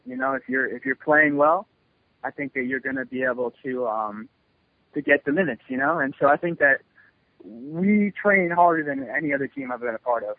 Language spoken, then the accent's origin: English; New York City, New York, United States; I still live in New York City